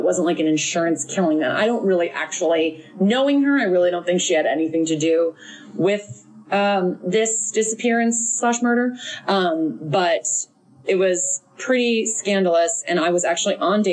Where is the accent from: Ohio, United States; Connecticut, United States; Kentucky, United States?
Connecticut, United States; I did go to college an hour and 15 minutes from my hometown in Connecticut.